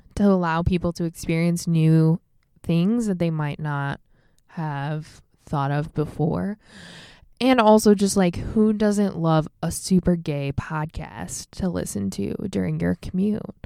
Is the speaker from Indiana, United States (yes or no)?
no; Michigan, United States; also born or lived in Hawaii; now in Seattle, United States